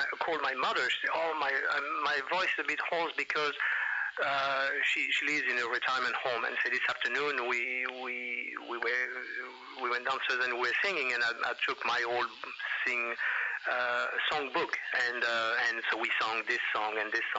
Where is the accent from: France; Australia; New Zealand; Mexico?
France; now in United States; I am an American citizen right. and also French citizen. I've been here longer actually than anywhere else in the world, or even longer than in France.